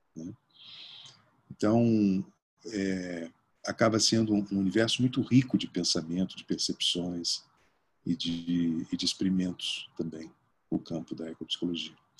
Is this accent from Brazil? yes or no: yes; Porto Alegre, Rio Grande do Sul, Brazil; moved away; also born or lived in Bagé; Eu passei todas as minhas férias quando morava em Porto Alegre, né, eu sou, eu sou gaúcho